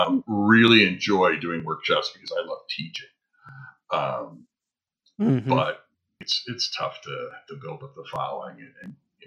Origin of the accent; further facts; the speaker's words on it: Midwest, United States; Well, growing up in the Midwest, and dealing with that kind of snow and that horrible traction snow back there